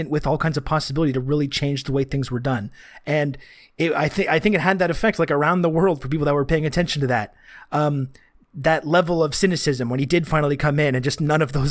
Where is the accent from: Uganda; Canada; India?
Canada; like I was saying, it's like I'm I'm Canadian, as many people remind me when I when I talk